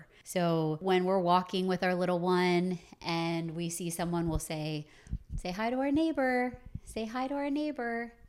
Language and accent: English; Maryland, United States; I grew up outside of Baltimore, not in Kansas.